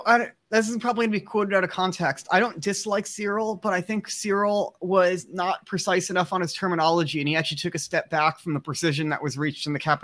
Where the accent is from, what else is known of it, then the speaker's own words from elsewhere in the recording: Bethesda, Maryland, United States; moved away; I used to be in Maryland. I moved west, but I grew up in Bethesda.